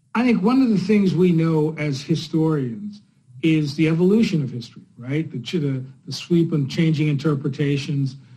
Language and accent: English; New Jersey, United States; moved away; also born or lived in Chicago; I'm a kid from Jersey